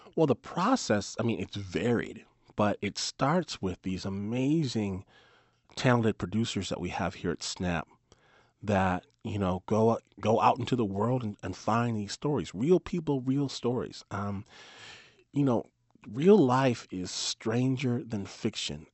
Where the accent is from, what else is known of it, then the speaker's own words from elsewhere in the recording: Detroit, Michigan, United States; I'm from Michigan. Uh, grew, I grew up in Detroit